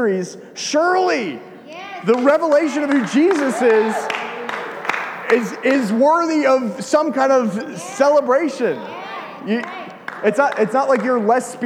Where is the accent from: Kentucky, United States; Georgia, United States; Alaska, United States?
Georgia, United States; I'm from Georgia.